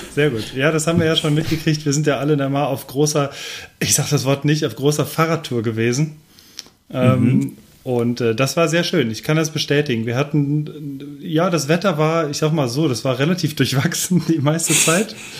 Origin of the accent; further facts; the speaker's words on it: Cologne, North Rhine-Westphalia, Germany; Als, äh, Kölner